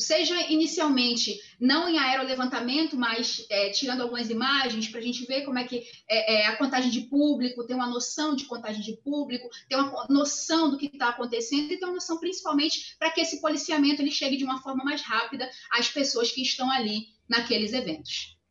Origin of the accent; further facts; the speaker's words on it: Rio de Janeiro, Brazil; moved away as an adult; now in Salvador, Brazil; Eu sou carioca